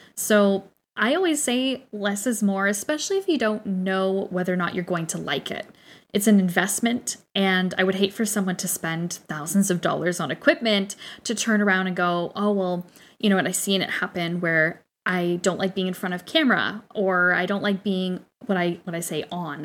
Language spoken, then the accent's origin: English; Canada; we know our Canadian